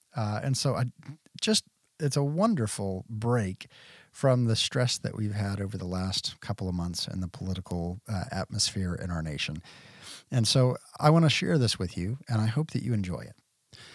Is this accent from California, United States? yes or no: no; Bedford, Texas, United States; moved away; I grew up in Bedford, which is right in the middle.